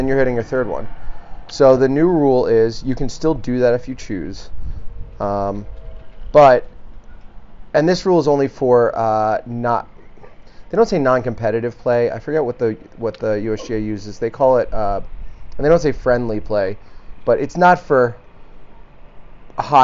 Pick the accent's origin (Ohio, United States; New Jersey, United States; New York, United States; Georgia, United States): New York, United States; now in Omaha, United States; As a New Yorker